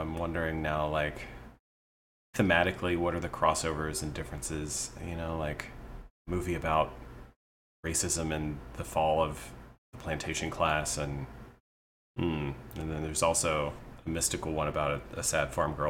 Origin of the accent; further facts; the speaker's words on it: Tennessee, United States; I grew up in Tennessee.